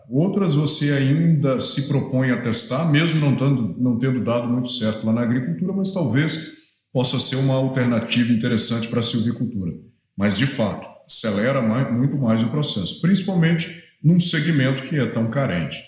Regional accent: Minas Gerais, Brazil; moved away as an adult; also born or lived in Espírito Santo; sou mineiro, nasci em Minas Gerais, fui para o Espírito Santo para fazer faculdade

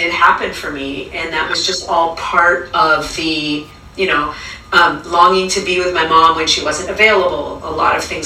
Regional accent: California, United States; also born or lived in Venezuela; When I was 8, I moved from Venezuela to California

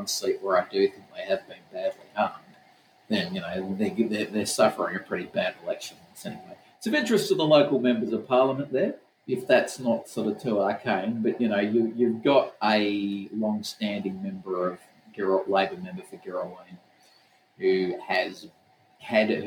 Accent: Western Australia, Australia; I'm from Western Australia

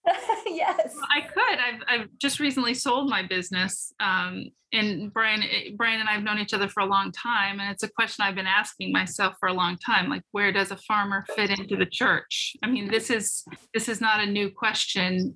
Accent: Rocky Mountains, United States; now in Killington, United States; I grew up in the Rocky Mountains

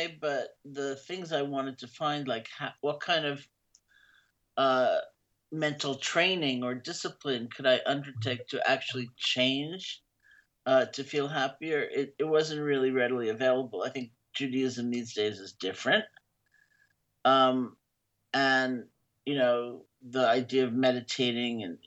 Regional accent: East Coast of the U.S., United States; I grew up in the East Coast of the U.S.

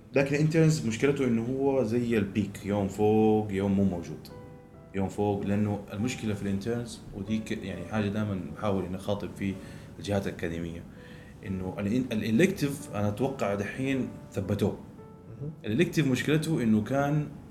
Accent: Saudi Arabia; احنا كسعوديين

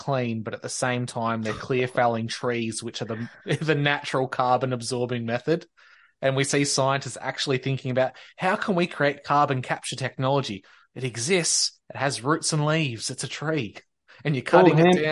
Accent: Victoria, Australia; I actually love my hometown and love my area so much that I never would

